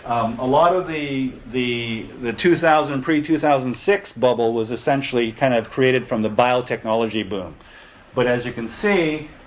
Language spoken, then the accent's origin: English; Japan; I'm an American citizen. I was born and raised in Japan.